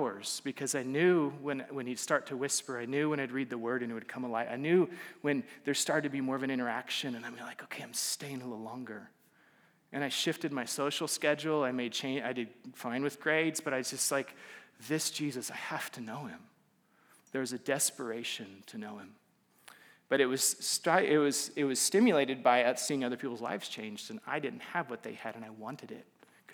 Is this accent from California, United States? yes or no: no; Alaska, United States; moved away as an adult; also born or lived in Central Texas / Waco, Texas; I grew up in Alaska. I'm not Alaskan, but I grew up in Alaska